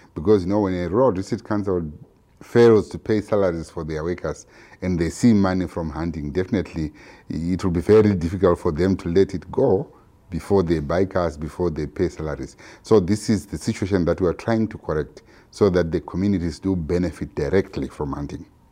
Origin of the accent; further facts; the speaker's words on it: Zimbabwe; I'm from Zimbabwe